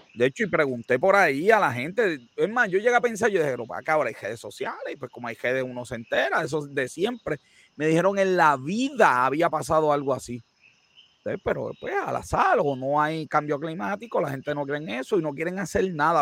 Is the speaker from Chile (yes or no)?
no; Puerto Rico; hoy me siento bien ser puertorriqueño